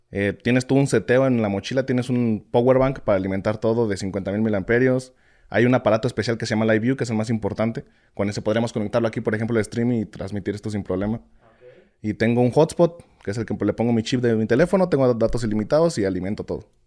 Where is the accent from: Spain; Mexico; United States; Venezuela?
Mexico; como alguien como, como mexicano promedio sí le alcanzaría pues ir a, ir a vacunarse para, Estados Unidos